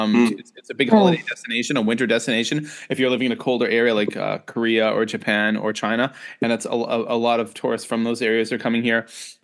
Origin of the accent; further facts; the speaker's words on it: Canada; moved away; growing up in Canada